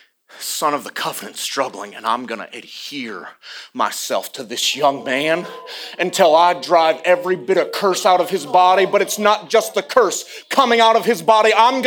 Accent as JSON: {"language": "English", "region": "Iowa", "country": "United States", "also_born_or_lived": "the South, United States", "accent": "confused, a little bit southern", "said": "I'm from Iowa, but I sound a little bit southern because I lived in the South long enough, and it's confusing when I talk, so..."}